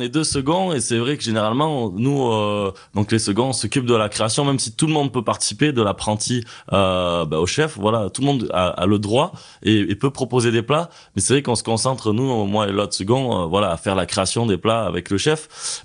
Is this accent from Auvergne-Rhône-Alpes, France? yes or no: yes; Ardèche, Drôme, Auvergne-Rhône-Alpes, France; now in Annecy, France; je viens d'Ardèche, de Drôme